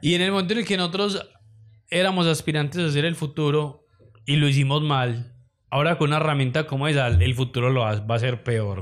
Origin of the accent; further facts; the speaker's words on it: Medellín, Antioquia, Colombia; así somos las paisas